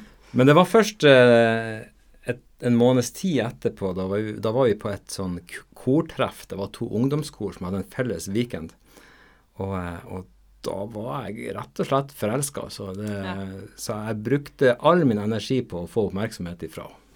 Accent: Nordland, Norway; jeg er nordlending, og jeg er helt nordlending da. Så eh, begge mine foreldre kommer fra Nordland fylke.

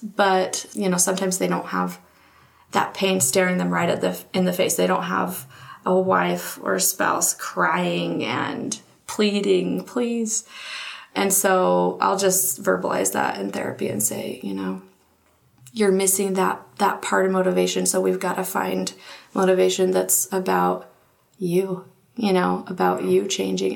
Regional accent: Marietta, Georgia, United States; moved away as an adult; now in Utah, United States; I am from Marietta, Georgia, and came out to Utah to go to BYU.

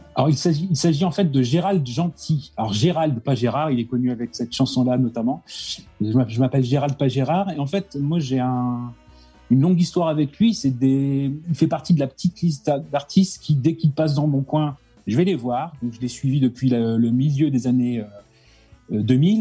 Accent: Lens, Hauts-de-France, France; je suis de Lens, Pas-de-Calais

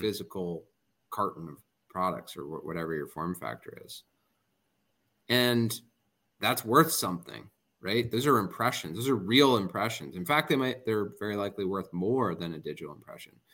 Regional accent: New Jersey, United States; I'm also from New Jersey

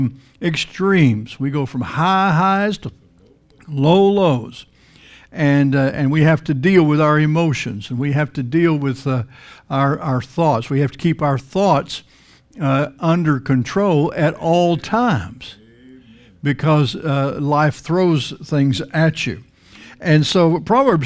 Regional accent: Texas Panhandle, United States; now in Florida, United States; I grew up in the Texas Panhandle. You grew up in flat country

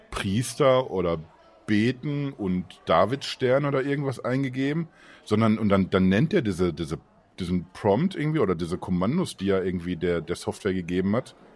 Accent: France; moved away; Ich bin Franzose

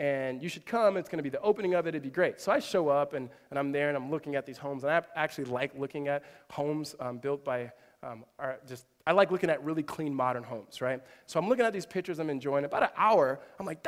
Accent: Southern California, United States; when we were kids growing up in Southern California

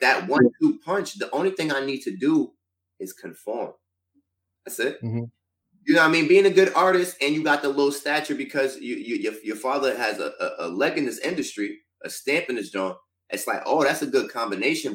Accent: Stroudsburg, Pennsylvania, United States; my hometown started off first week number one. Shout out to Stroudsburg, Pennsylvania

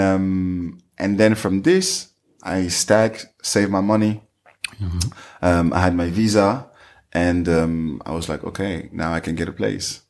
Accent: Saint-Denis, Île-de-France, France; English is a second language; moved away as an adult; also born or lived in Paris; now in United States; I was born in uh, Saint Denis um, outside of Paris in the suburbs. And um, I grew up outside

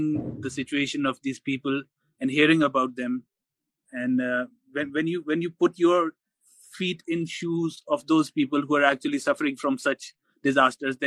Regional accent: Sobatpur, Pakistan; I come from Sobatpur

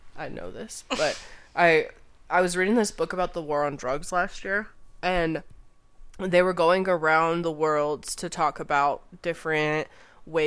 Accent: Arizona, United States; We're from Arizona.

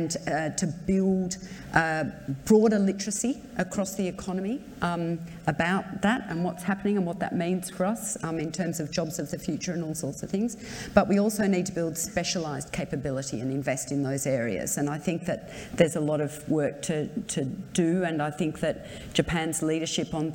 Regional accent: Australia; revert to being an Australian

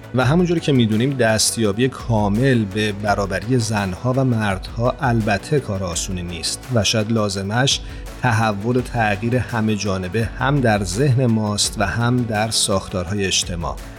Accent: Iran; moved away

